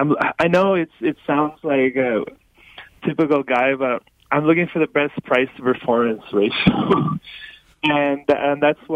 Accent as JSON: {"language": "English", "town": "Toronto", "region": "Ontario", "country": "Canada", "said": "I'm from Toronto"}